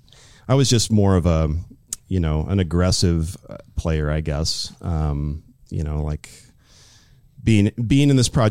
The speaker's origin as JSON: {"language": "English", "region": "Southern California", "country": "United States", "tie": "born or raised there", "moved": "yes", "lives_now": "Portland, United States", "said": "I grew up in Southern California. Then I moved to Northern California"}